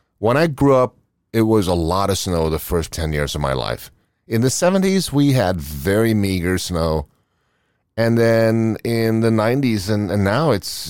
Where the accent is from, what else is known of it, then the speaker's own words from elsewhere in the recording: Oslo, Norway; moved away; I was born in Oslo, Norway.